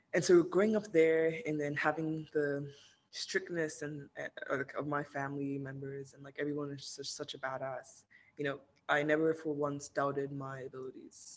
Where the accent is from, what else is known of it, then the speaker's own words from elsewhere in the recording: Nigeria; moved away as an adult; now in United States; I grew up in Nigeria. I was born here, um, and I only moved to the states for college like three and a half years ago.